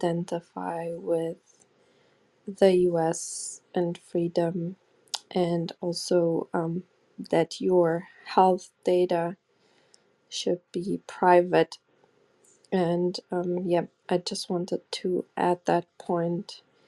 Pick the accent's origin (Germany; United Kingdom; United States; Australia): Germany; English is a second language; I grew up in Germany. There was still East Germany with the Stasi